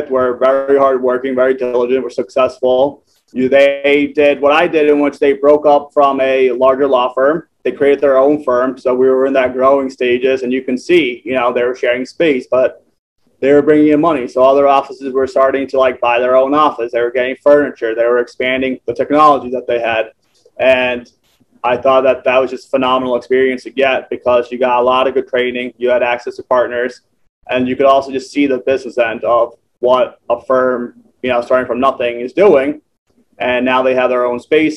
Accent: Rockland, New York, United States; also born or lived in White Plains, New York / Ossining, New York / India; I grew up in Rockland. Originally was born in White Plains, lived in Westchester and Ossining. Lived in India for 4 years

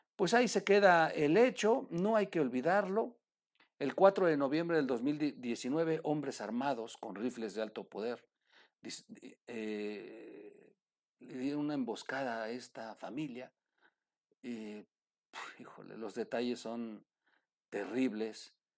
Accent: Mexico; como buenos mexicanos

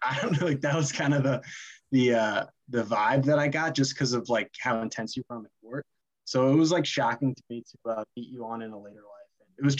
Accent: New York, United States; My first memory is in that I'm from New York. It just all makes sense.

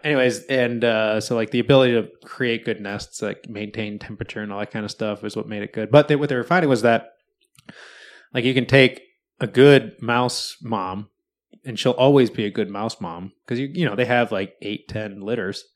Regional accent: Wisconsin, United States; now in Seattle, United States; I grew up in Wisconsin

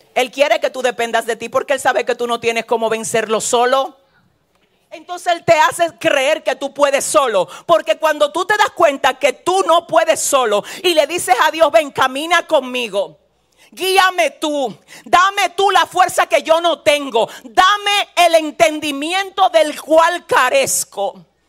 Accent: San Francisco de Macorís, Duarte, Dominican Republic; yo vengo de San Francisco de Macorís

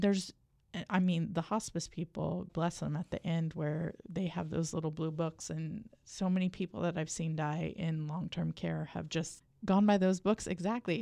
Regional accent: United States; I'm from the South Valley

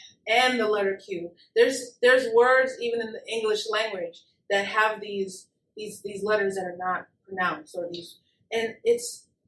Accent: Texas, United States; Well, I'm from South of Texas.

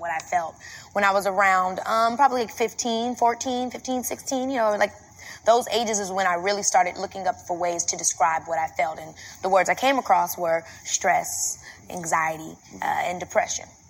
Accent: Robbins, Illinois, United States; I come from Robbins, Illinois, which is like a very small town

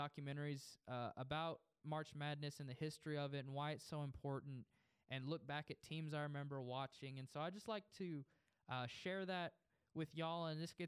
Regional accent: Post, Texas, United States; I grew up in Post, Texas, which is about 40 minutes south of Lubbock

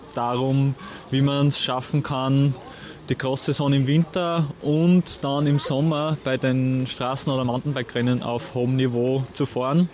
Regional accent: Austria; bei uns in Österreich

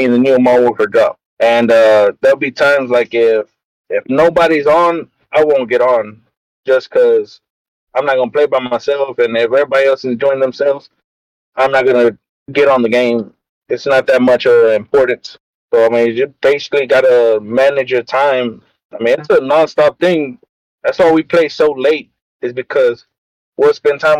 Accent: Texas, United States; I'm from Texas

